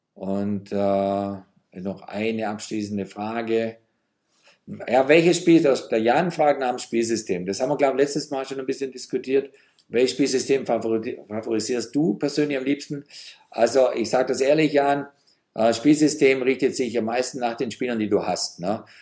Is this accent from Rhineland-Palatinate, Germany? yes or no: no; Geislingen, Baden-Württemberg, Germany; now in Berlin, Germany; wenn ich mal wieder in meiner Heimatstadt Geislingen bin, im Schwabenland.